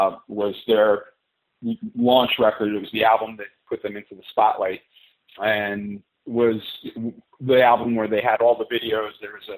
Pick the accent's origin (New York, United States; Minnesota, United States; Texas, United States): New York, United States; outside of New York City, United States; Twisted Sister was a local band for me where I grew up outside of New York City.